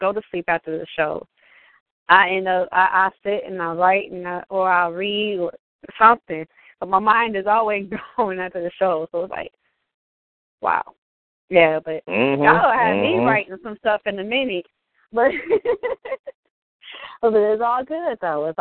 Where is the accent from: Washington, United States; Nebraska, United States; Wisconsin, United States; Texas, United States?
Wisconsin, United States; Milwaukee; my hometown, Milwaukee, Wisconsin